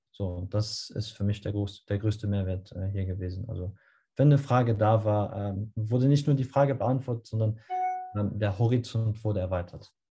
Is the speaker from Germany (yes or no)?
no; Luxembourg; German is a second language